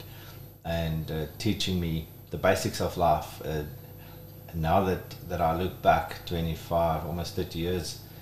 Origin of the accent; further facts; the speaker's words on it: Modimolle, Limpopo, South Africa; also born or lived in Rustenburg, South Africa; I'm born in Rustenburg, but grew up in Alstrom, which today is called Modimolle.